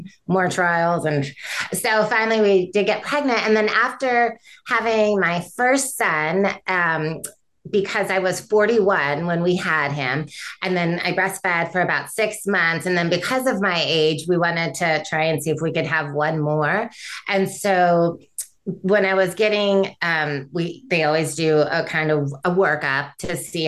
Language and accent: English; Michigan, United States; I grew up in Michigan